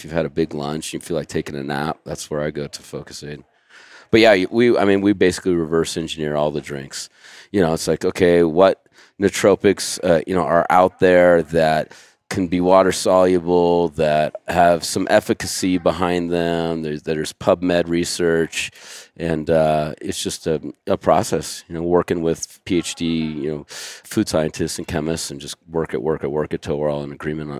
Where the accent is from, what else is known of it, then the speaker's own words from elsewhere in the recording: Santa Cruz, California, United States; I mean, I grew up in Santa Cruz, which is, you know, very hippy-dippy